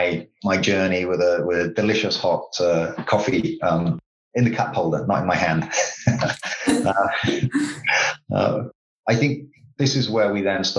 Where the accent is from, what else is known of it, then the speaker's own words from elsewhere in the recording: United Kingdom; I'm a Brit